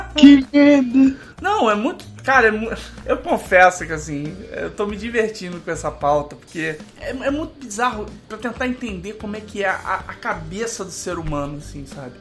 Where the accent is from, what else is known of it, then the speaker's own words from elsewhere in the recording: Brazil; a gente cresceu num Brasil ainda muito fechado